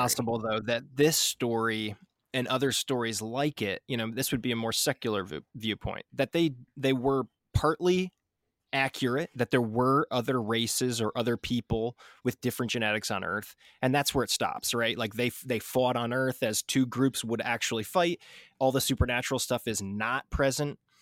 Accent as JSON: {"language": "English", "country": "United States", "said": "I'm obviously an American"}